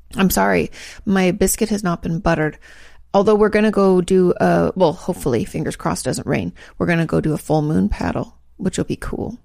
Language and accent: English; West Coast, United States; moved away; I grew up in the West Coast where states are large